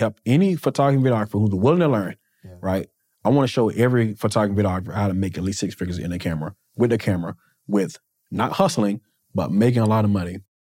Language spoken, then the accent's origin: English; Wilson, United States; I'm from Wilson.